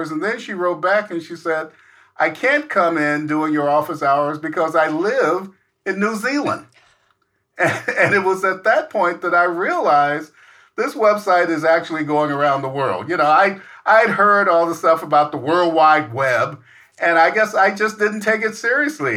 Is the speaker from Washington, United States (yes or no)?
yes; Seattle, Washington, United States; I am from Seattle, Washington in the Pacific Northwest